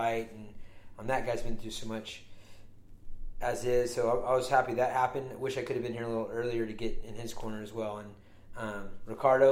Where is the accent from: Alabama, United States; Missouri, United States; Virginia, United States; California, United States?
California, United States; I'm from California.